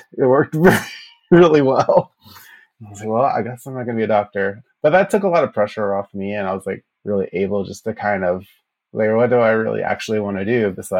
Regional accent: Fayetteville, Georgia, United States; I was born in Georgia, Fayetteville, Georgia.

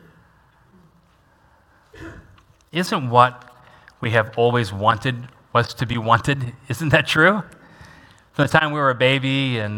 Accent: Washington, United States; now in Fort Wayne, United States; I grew up in Washington State.

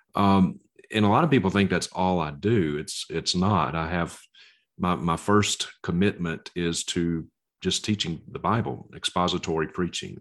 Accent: Mississippi, United States; accent: Southern; now in Bozeman, Montana, United States; I'm originally from Mississippi, So, if you hear a Southern accent, that's where that's from

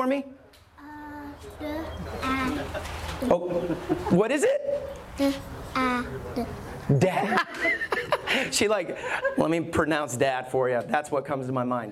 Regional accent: Alabama, United States; I grew up in Alabama

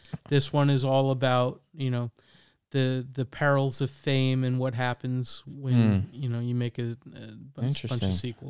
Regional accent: New York, United States; I have memories of scary movies because, again, I grew up in the New York area, and we had Chiller Theater and a lot of those kinds of things on Friday nights.

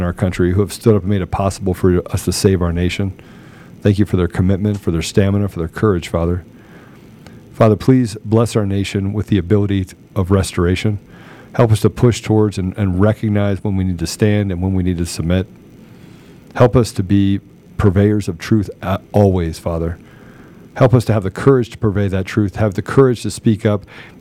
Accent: United States; I'm an American

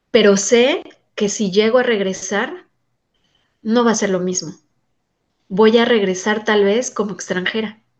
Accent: Mexico City, Mexico; moved away as an adult; now in United States; tengo 44 años, soy de origen, soy mexicana, nací en la Ciudad de México y llegué a radicar a los Estados Unidos hace 13 años.

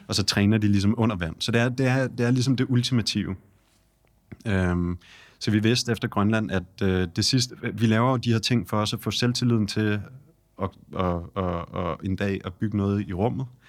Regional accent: Denmark; vi kommer fra Danmark

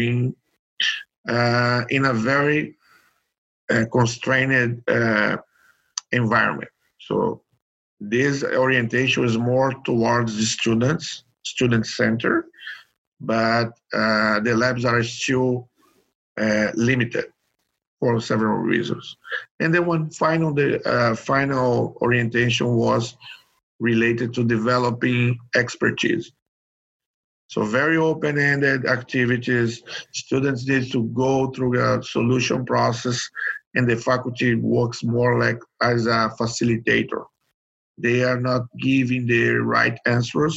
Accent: Brazil; I'm from Brazil.

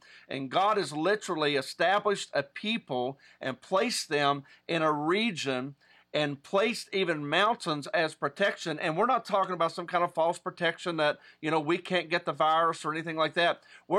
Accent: West Virginia, United States; I'm from West Virginia.

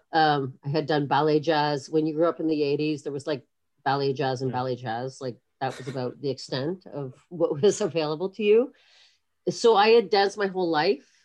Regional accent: Kingston, Ontario, Canada; moved away as an adult; also born or lived in Montreal; we moved down south when I was like six or seven years old, and I grew up mostly in Kingston, Ontario

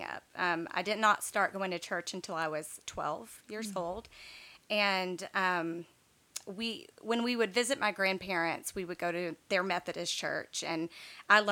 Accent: East Texas, United States; also born or lived in Baton Rouge, Louisiana; we moved to East Texas when I was in, I guess, third grade.

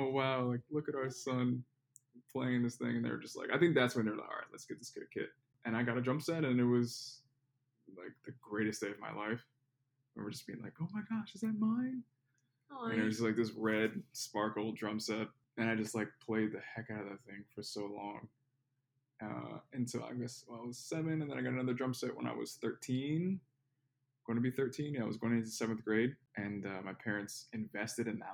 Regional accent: Philadelphia, Pennsylvania, United States; moved away as an adult; now in Miami, United States; So I'm from Philadelphia, Pennsylvania, like the Philadelphia area. Grew up in the suburbs of Philly.

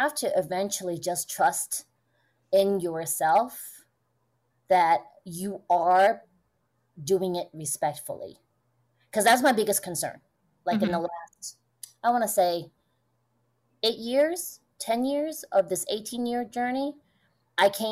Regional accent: United States; growing up in the States

